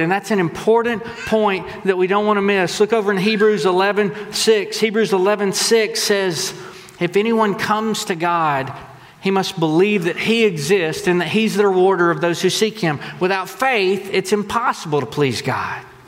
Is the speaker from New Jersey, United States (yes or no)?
no; Texas, United States; We're from Texas